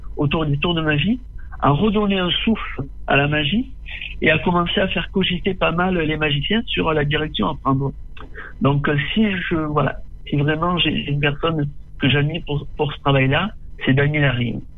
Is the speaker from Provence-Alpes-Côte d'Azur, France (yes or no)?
yes; Tarascon, Provence-Alpes-Côte d'Azur, France; je suis né et j'ai grandi à Tarascon. Tarascon. Je vis toujours à Tarascon